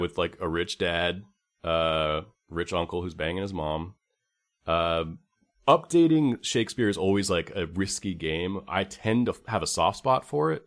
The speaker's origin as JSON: {"language": "English", "region": "California", "country": "United States", "said": "I'm from California"}